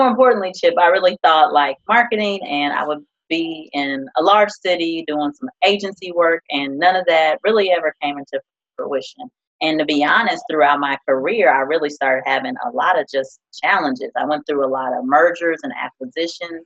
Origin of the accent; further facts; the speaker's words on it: Decatur, Illinois, United States; born and raised in Central Illinois, Decatur, Illinois, to be exact.